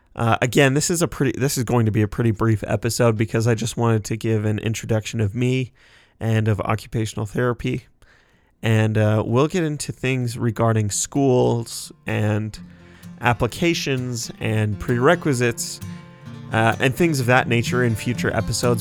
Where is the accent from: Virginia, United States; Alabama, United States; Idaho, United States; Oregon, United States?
Idaho, United States; Sugar City; I am from Sugar City, Idaho. It's just a little town of about 1,500 people in southeast Idaho.